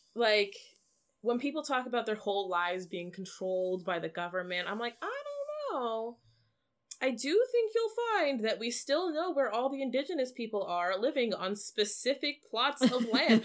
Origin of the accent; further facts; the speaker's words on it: Canada; we are a Canadian podcast and Canadian people